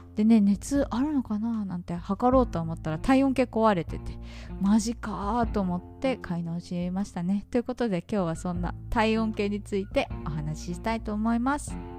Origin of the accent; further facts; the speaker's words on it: Japan; now in Vietnam; 私が日本人